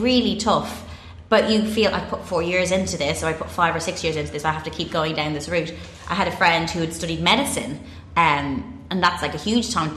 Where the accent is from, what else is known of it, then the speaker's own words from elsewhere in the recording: Bray, County Wicklow, Ireland; moved away as an adult; also born or lived in Dublin; now in London, United Kingdom; growing up in Bray, County Wicklow